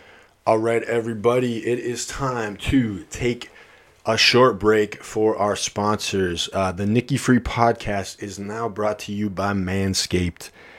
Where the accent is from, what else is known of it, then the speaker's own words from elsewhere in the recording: Iowa, United States; moved away; So I'm originally from Iowa